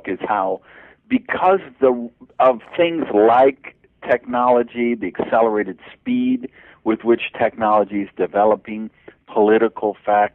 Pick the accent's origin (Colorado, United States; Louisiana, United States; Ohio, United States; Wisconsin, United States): Wisconsin, United States; Madison; I grew up in Madison, Wisconsin